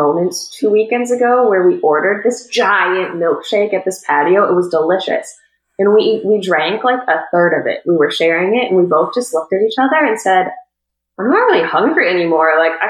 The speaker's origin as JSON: {"language": "English", "region": "Wisconsin", "country": "United States", "tie": "born or raised there", "moved": "as an adult", "lives_now": "Florida, United States", "said": "I was born and raised in Wisconsin, went to college at UW-Madison"}